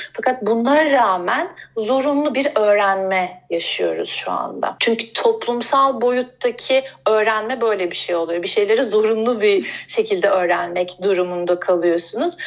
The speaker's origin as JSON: {"language": "Turkish", "region": "Bursa", "country": "Turkey", "tie": "born or raised there", "also_born_or_lived": "Izmir / Istanbul", "moved": "yes", "said": "Bursa'da aslında doğdum büyüdüm."}